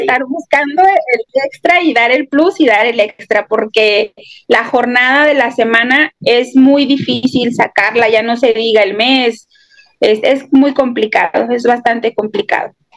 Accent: Mexico; now in Ciudad Juárez, Mexico

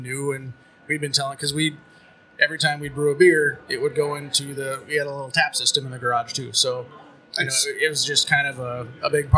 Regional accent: Barnesville, Minnesota, United States; I grew up in Barnesville

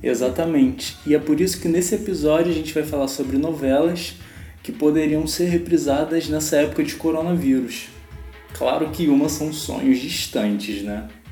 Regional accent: Rio de Janeiro, Brazil; eu sou carioca

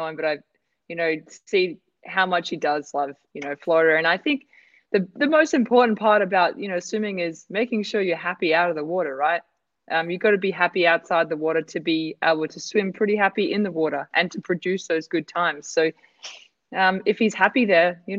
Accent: Australia; I'm Aussie

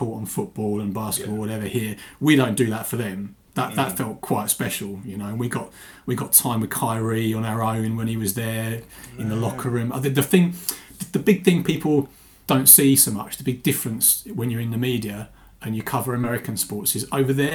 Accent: England, United Kingdom; I'm from England.

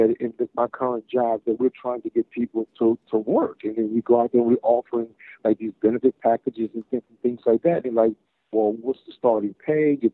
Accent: United States; I was born in America and I'm an American

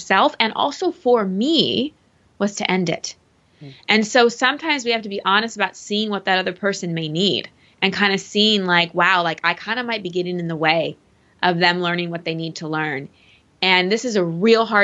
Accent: Texas, United States; I'm from Texas.

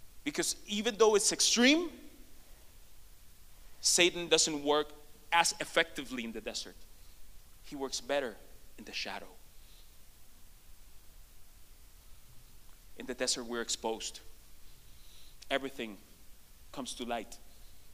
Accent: Puerto Rico; moved away as an adult; now in United States; we come from Puerto Rico. It's an island that is 100 by 35 miles.

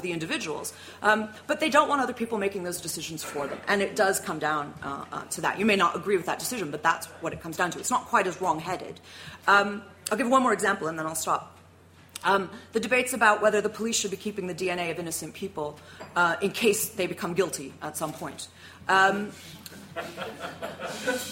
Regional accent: United States; now in United Kingdom; As an American, I was taught, as all American school children are

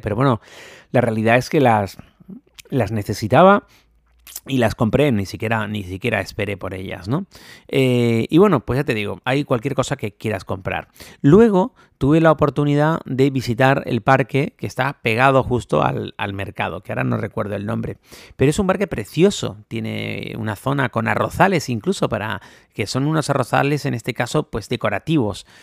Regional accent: Spain; now in Bangkok, Thailand; Los españoles somos latinos

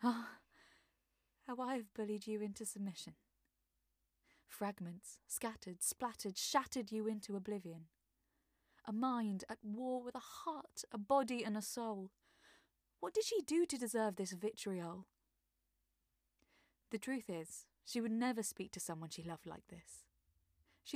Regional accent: London, United Kingdom; I am an actor and voiceover artist from South London

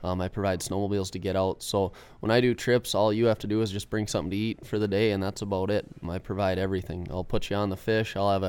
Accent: Iron River, Wisconsin, United States; So I'm 27 years old. I've lived up here in Iron River my entire life. I grew up on the Pike Chain where I've, you know, learned to love fishing.

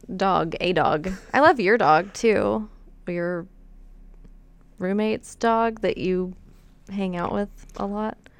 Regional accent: Wichita Mountains, Oklahoma, United States; I grew up six miles outside of the Wichita Mountains

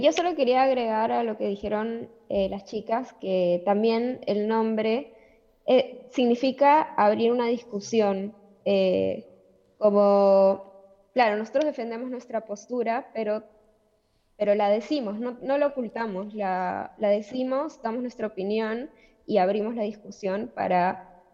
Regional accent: Peru; now in Argentina; yo soy de Perú

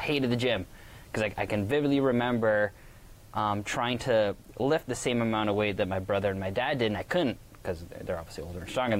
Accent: Waterford, Ontario, Canada; Waterford, my hometown

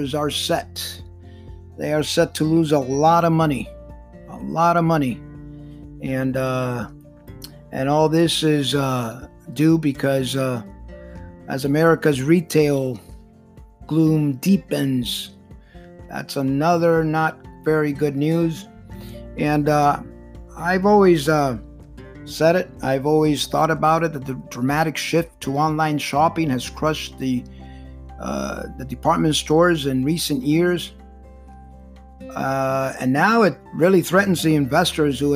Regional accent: Miami, Florida, United States; I love my hometown. Been here many years

